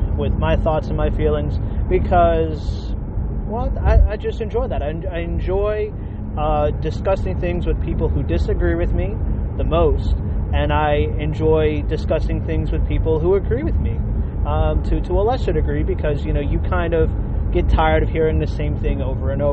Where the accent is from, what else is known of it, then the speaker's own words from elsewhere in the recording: United States; I'm an American